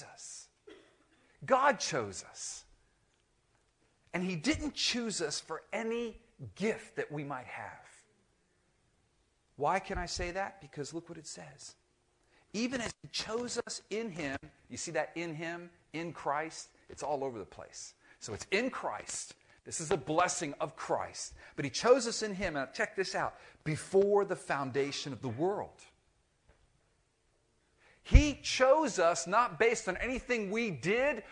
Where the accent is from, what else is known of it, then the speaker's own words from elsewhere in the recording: Miami, Florida, United States; I grew up in Miami